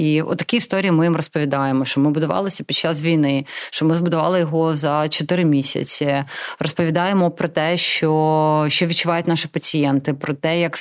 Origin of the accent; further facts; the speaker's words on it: Donetsk, Donetsk Oblast, Ukraine; born there; first language Russian; Ukrainian is a second language; російськомовна з народження. Я народилася в Донецьку.